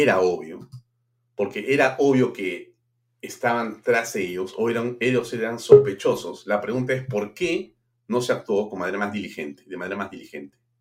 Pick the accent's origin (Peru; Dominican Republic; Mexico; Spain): Peru; los que somos peruanos